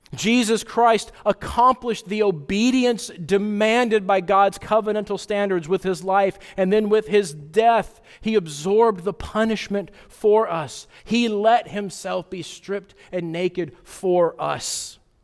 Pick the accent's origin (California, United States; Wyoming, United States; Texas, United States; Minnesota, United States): Wyoming, United States; moved away; I grew up in Wyoming, and I like to go back every summer where my parents live